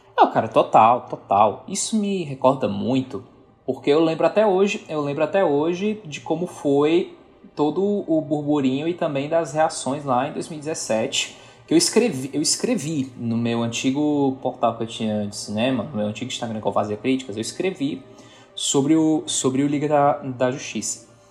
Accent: Northeast Region, Brazil; como bom nordestino que eu sou

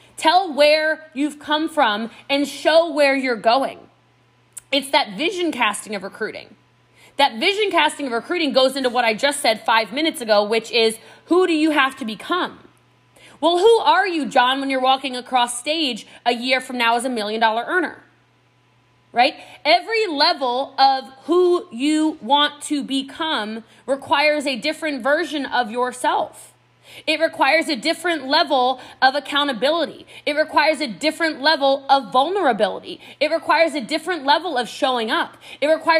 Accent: United States; accent: American; my American accent

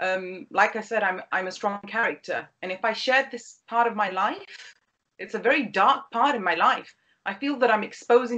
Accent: United Kingdom; as a British Pakistani

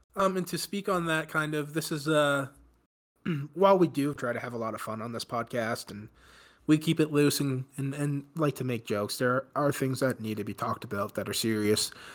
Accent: East Coast, United States; We grew up on the East Coast

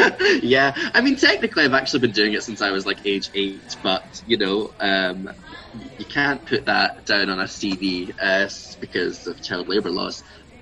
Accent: Glasgow, Scotland, United Kingdom; born or raised there; also born or lived in Edinburgh

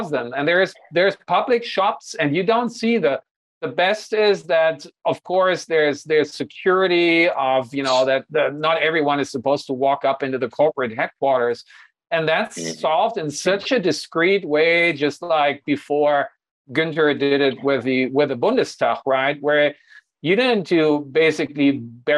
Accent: Hanover, Lower Saxony, Germany; moved away; my hometown, the NordLB

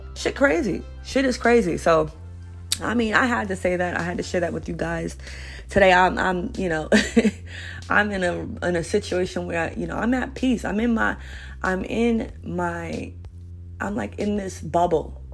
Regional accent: New York City, New York, United States; I'm originally from Brooklyn, New York

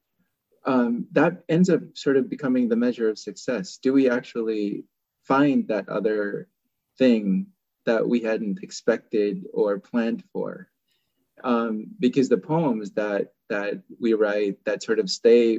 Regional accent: Oakland, California, United States; moved away as an adult; also born or lived in Seattle Tacoma area; now in Seattle, United States; I still consider Oakland to be my hometown.

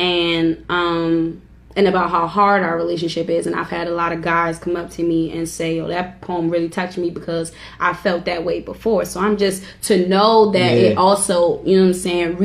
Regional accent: Washington, District of Columbia, United States; I'm from Northeast DC, and I'm just a regular small town girl

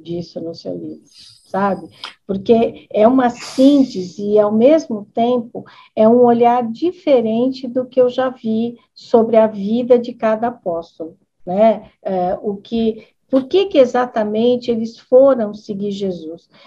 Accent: Americana, São Paulo, Brazil; Eu sou aqui da cidade de Americana

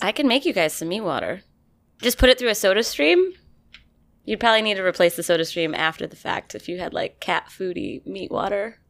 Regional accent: about 15 miles north of Saratoga, New York, United States; born or raised there; moved away

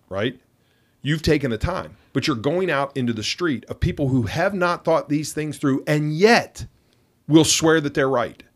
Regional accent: Pittsburgh, Pennsylvania, United States; I'm from Pittsburgh

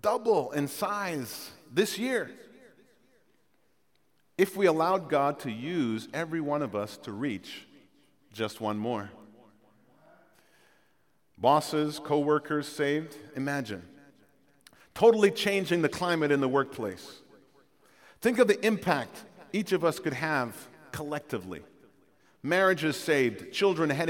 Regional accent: Jamaica; moved away; I'm from Jamaica

